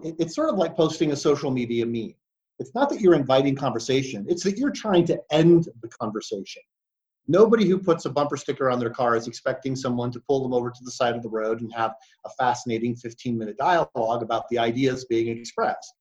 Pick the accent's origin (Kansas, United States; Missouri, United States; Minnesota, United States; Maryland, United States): Kansas, United States; Great Bend; also born or lived in Detroit, Michigan; we moved from Detroit, Michigan to Great Bend, Kansas